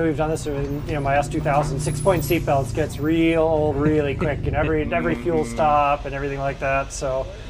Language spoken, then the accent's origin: English; Boulder, Colorado, United States; …, also from more or less Boulder, Colorado.